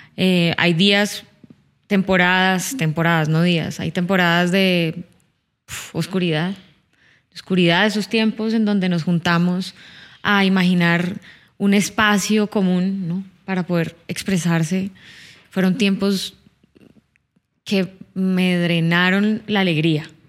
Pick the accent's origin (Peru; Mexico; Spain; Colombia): Colombia; Cali, Valle del Cauca; now in Bogotá, Colombia; Yo no soy de Bogotá, yo soy de Cali, ajá, yo soy de Cali